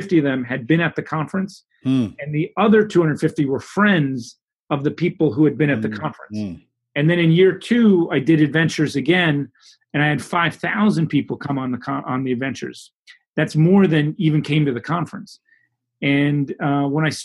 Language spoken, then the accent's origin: English; New York City, New York, United States; I grew up in New York City